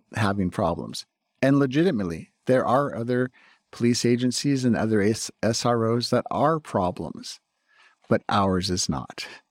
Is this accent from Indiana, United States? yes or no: no; Burbank, California, United States; now in Claremont, United States; My hometown of Burbank